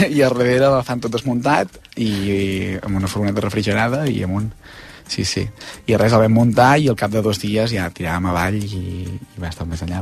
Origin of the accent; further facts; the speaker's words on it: Osona, Catalonia, Spain; els que som d'Osona som molt d'Osona